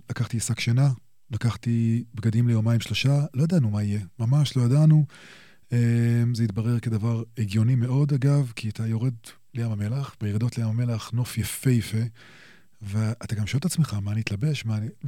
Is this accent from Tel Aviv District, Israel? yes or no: no; Jerusalem, Jerusalem District, Israel; נולדתי בירושלים, אמ, וגדלתי פה